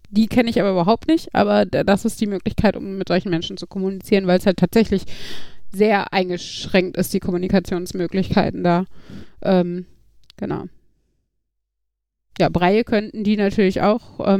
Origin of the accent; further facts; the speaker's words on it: Iserlohn, North Rhine-Westphalia, Germany; Weil wenn ich jetzt nach Bayern fahre und ich sage, ich komme aus Iserlohn und mache die Gebärde für Iserlohn